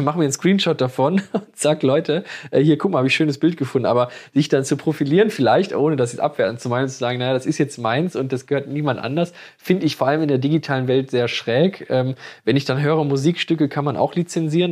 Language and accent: German; Moers, North Rhine-Westphalia, Germany; bei uns in Mörs